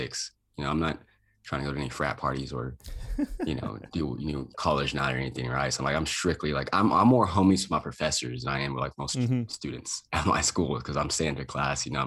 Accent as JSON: {"language": "English", "town": "Lubbock", "region": "Texas", "country": "United States", "tie": "born or raised there", "also_born_or_lived": "Boulder, Colorado", "moved": "as an adult", "said": "I went back to my hometown, Texas Tech in Lubbock, Texas"}